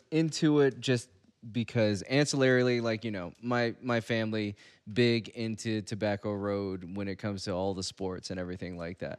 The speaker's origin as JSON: {"language": "English", "region": "Virginia", "country": "United States", "said": "I'm from Virginia"}